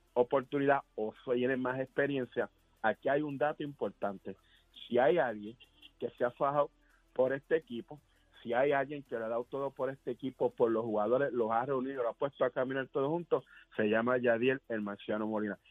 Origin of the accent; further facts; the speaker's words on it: Puerto Rico; todos somos boricuas